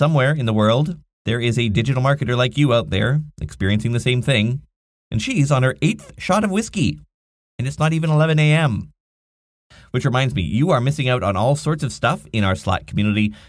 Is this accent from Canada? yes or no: yes; Nanaimo, British Columbia, Canada; here in my hometown of Nanaimo, British Columbia, on beautiful Vancouver Island